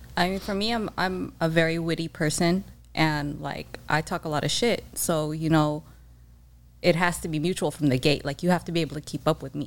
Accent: San Diego, California, United States; I'm born and raised in San Diego

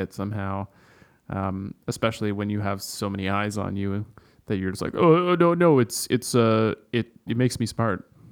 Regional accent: Canada; where I grew up in Canada, we had, like, mountain lions and cougars

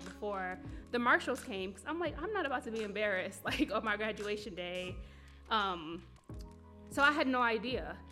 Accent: Buffalo, New York, United States; I am born and raised in Buffalo on the east side

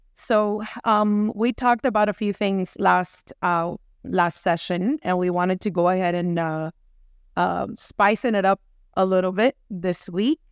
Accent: New York, United States; now in Miami, United States; I'm from New York, guys. I am from New York

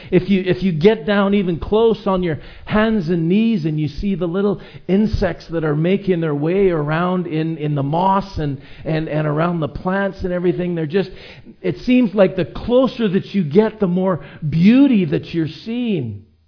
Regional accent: Edmonton, Alberta, Canada; now in Vancouver Island, Canada; I grew up in Edmonton, where there are very few mountains.

